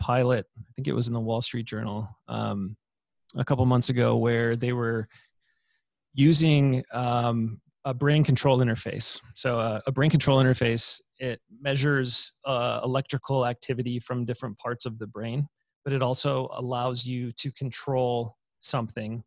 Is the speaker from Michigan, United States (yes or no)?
yes; Michigan, United States; my home state in Michigan